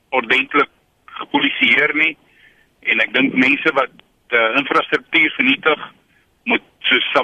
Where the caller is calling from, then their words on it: Newcastle, KwaZulu-Natal, South Africa; Uh, ek is hier van Newcastle af.